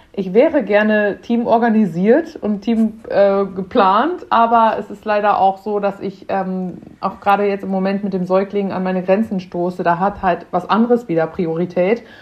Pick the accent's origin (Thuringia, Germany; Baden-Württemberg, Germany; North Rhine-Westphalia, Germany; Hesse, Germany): North Rhine-Westphalia, Germany; Münster; Wir kommen auch hier aus NRW, aus der Ecke, auch aus Münster